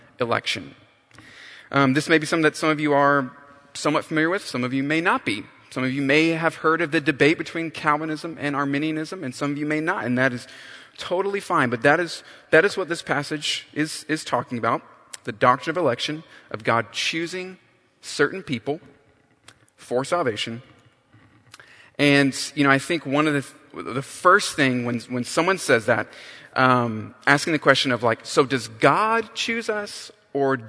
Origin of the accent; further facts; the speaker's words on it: North Carolina, United States; I grew up in North Carolina